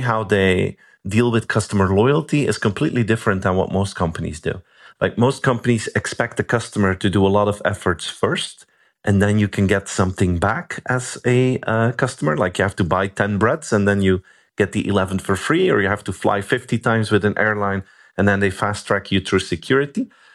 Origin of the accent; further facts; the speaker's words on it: Belgium; I'm from Belgium.